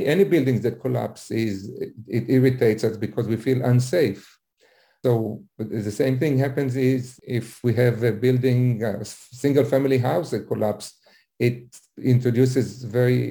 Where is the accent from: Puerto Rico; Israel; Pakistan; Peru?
Israel; now in Florida, United States; I'm originally from Israel